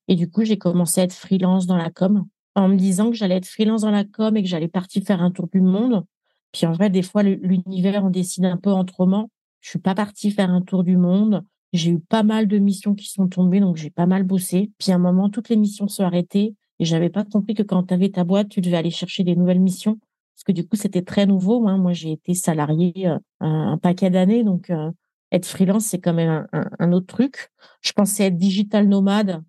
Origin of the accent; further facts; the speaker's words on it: Île-de-France, France; moved away as an adult; now in Nepal; je suis pas une parisienne, je suis une francilienne